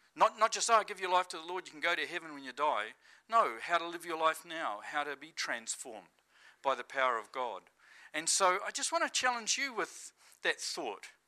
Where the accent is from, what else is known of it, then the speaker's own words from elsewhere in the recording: New Zealand; moved away as an adult; now in Estonia; I'm kind of feeling at home as a Kiwi